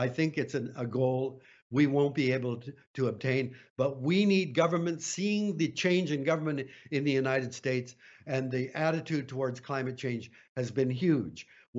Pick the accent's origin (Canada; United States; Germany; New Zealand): Canada; I'm a Canadian